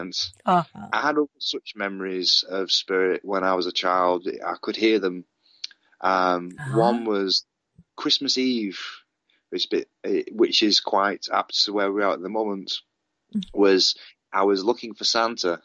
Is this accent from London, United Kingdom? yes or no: no; Padiham, North West England, United Kingdom; also born or lived in Manchester, England; I grew up in England, in a small town called Padiham.